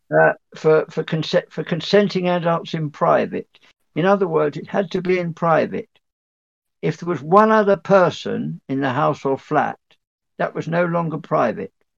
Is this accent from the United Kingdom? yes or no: yes; North Dorset, South West England, United Kingdom; North, North Dorset